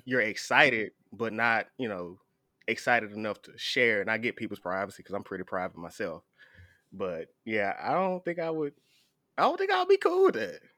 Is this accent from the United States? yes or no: yes; the South, United States; I'm from the South